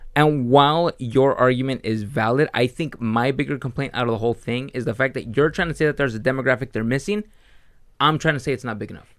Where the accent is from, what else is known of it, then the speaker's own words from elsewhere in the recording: California, United States; We come from California